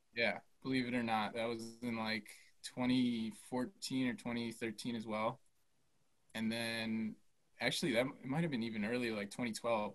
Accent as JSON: {"language": "English", "town": "Milwaukee", "region": "Wisconsin", "country": "United States", "tie": "born or raised there", "said": "born and raised in Milwaukee, and then yeah, went to school here."}